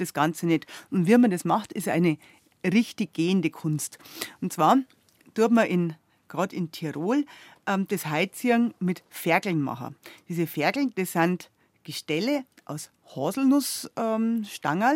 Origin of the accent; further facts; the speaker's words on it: Southern Germany, Germany; bei uns in Süddeutschland